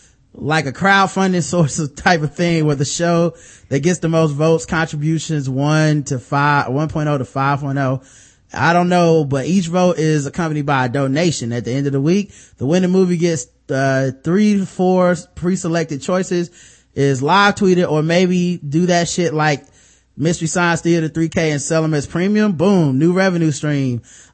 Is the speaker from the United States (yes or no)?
no; Jamaica; As a Jamaican, I think I know a little bit about the history of the Caribbean.